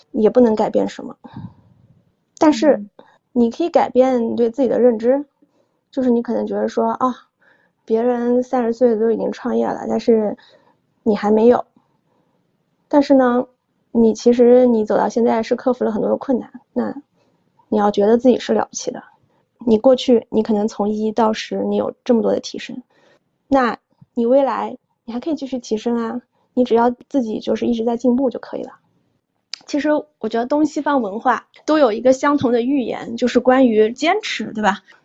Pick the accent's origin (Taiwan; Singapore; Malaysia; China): China; moved away as an adult; also born or lived in Hong Kong; 我不仅是女性，我还出生在中国，我不，然后我在中国我也没有出生在北京、上海